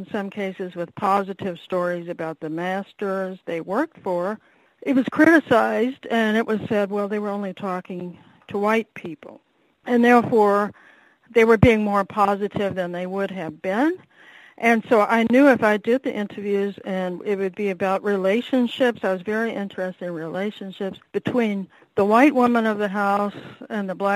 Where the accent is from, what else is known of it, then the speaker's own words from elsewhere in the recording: New Orleans, Louisiana, United States; also born or lived in Iowa; now in Madison; I grew up in New Orleans, and it was in the days of segregation